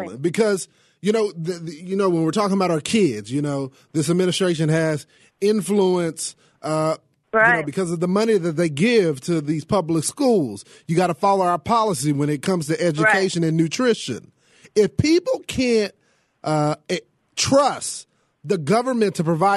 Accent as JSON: {"language": "English", "area": "the South", "region": "Texas", "country": "United States", "said": "I'm from the South, okay? We don't play that here in Texas"}